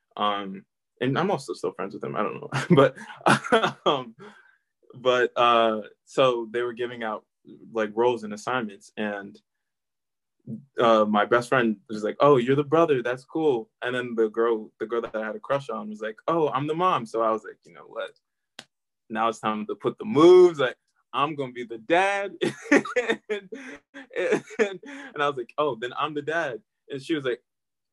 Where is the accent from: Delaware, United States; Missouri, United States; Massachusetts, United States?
Delaware, United States; I grew up in Delaware.